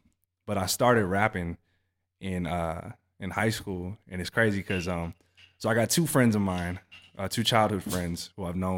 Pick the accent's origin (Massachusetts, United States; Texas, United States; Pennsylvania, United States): Texas, United States; Harker Heights; also born or lived in Southern California; he went to Fort Hood, you know, Killeen area. I grew up in Harker Heights.